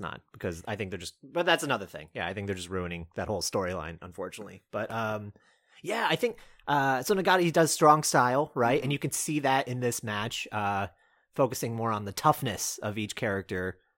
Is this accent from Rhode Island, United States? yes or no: no; North Carolina, United States; moved away; I'm, uh, at my parents' house, my, uh, where I grew up in North Carolina